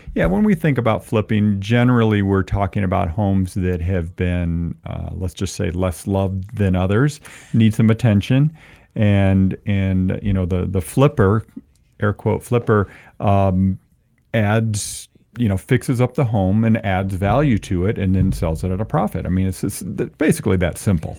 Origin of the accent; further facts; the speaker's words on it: Ann Arbor, Michigan, United States; now in Albuquerque, United States; I'm a Ann Arbor guy. I grew up in Ann Arbor